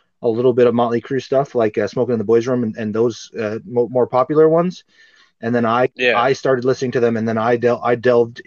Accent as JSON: {"language": "English", "region": "Alberta", "country": "Canada", "tie": "born or raised there", "moved": "yes", "said": "I grew up in Alberta and I moved home in 2008"}